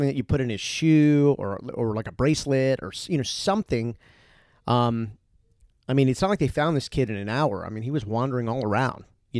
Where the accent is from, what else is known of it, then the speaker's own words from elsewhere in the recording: East Coast, United States; I was from the East Coast. So I'm from, you know, seafood, a lot of seafood.